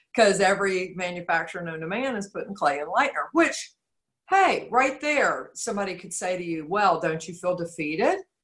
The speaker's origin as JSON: {"language": "English", "region": "Georgia", "country": "United States", "said": "I'm from Georgia. The natural resource here is clay"}